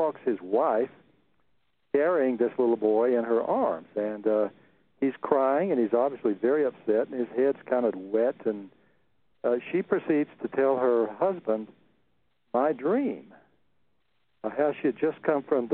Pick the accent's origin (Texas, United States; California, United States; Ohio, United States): Texas, United States; central; born or raised there